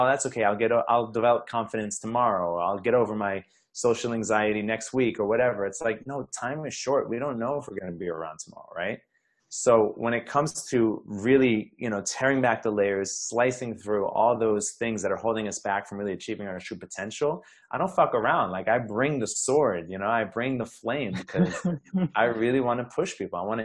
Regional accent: New York, United States; I'm from New York

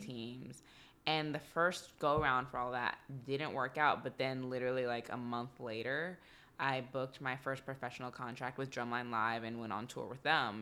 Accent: Texas, United States; moved away; also born or lived in Atlanta; I'm from Texas

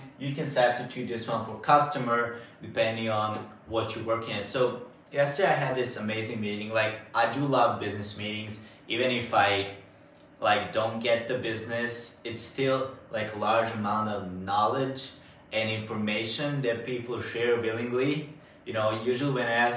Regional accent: Bačka Topola, Vojvodina, Serbia; Bačka Topola, since this is my hometown

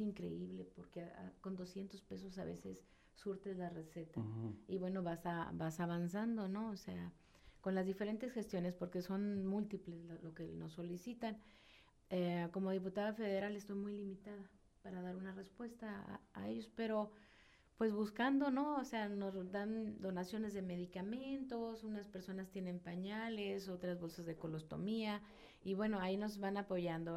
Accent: Tijuana, Baja California, Mexico; yo, soy de aquí, yo nací aquí en Tijuana, en mi distrito aparte

